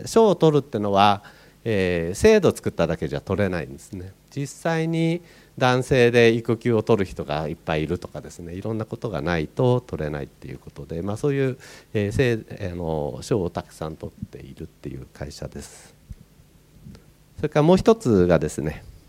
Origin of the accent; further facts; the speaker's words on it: Niigata, Japan; moved away; 私新潟出身なんですね。